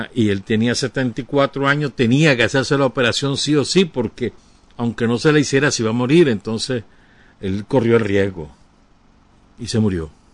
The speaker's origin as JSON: {"language": "Spanish", "country": "Nicaragua", "said": "yo soy nicaragüense"}